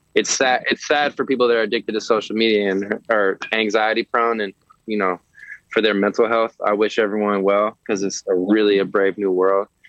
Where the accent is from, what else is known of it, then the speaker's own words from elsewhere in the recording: San Francisco, California, United States; now in Los Angeles, United States; I'm I'm from San Francisco